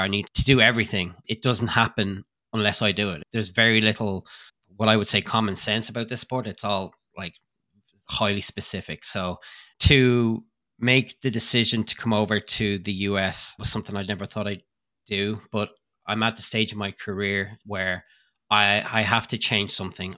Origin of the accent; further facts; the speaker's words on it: Ireland; moved away as an adult; now in Lake Placid, United States; I moved over from Ireland to be closer to the Lake Placid training facility